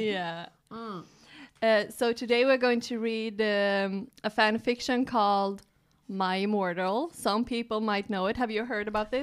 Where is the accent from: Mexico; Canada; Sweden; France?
Sweden; Stockholm, Stockholm County; we're two comics from Sweden, from Stockholm